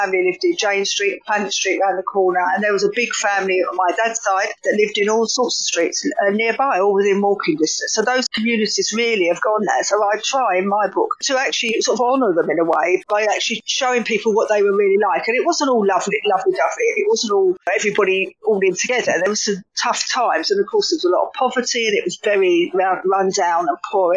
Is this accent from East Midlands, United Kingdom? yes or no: no; London, United Kingdom; accent: Cockney; you could probably tell from my accent already why I would write about East London. It's where I come from.